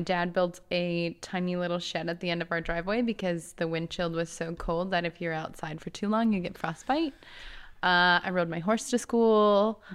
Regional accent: Two Harbors, Minnesota, United States; moved away; also born or lived in California; I grew up in a tiny town in Minnesota. It's called Two Harbors

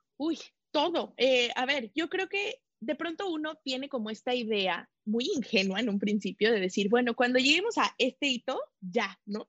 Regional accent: Mexico; soy mexicana

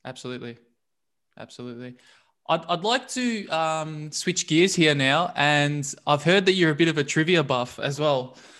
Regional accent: Melbourne, Victoria, Australia; I'm actually from Brunswick

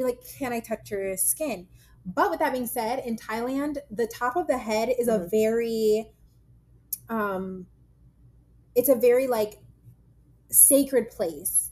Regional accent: United States; moved away; also born or lived in London / Toronto; I'm a Black American

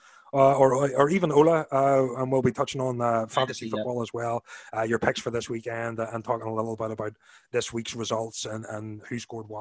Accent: Ireland; moved away as an adult; also born or lived in Orlando; now in Knoxville, United States; being Irish and moving to America

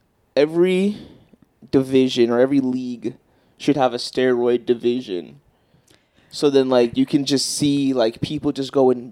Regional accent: United States

